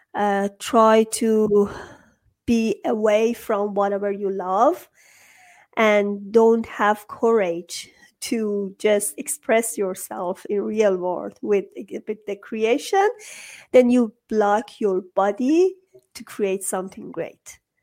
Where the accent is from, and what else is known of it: Iran